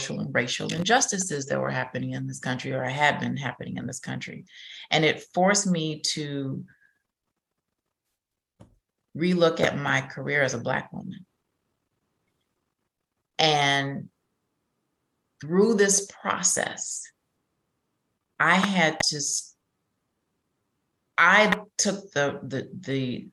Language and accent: English; Chicago, Illinois, United States; moved away as an adult; also born or lived in Houston; I'm originally from Chicago